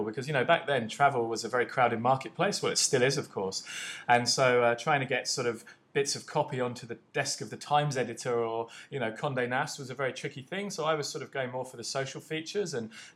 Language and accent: English; United Kingdom; moved away as an adult; now in Phnom Penh, Cambodia; I'm originally from the UK